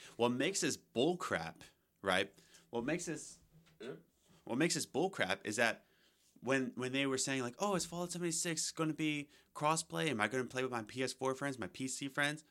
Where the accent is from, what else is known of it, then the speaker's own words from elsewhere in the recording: United States; I'm an American